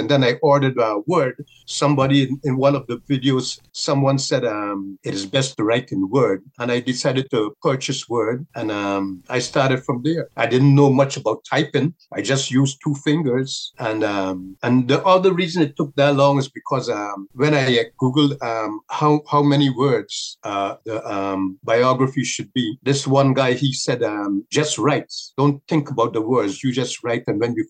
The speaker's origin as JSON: {"language": "English", "country": "Guyana", "tie": "born or raised there", "said": "At that time, it was rough. But generally speaking, I will say that it's made me a stronger person."}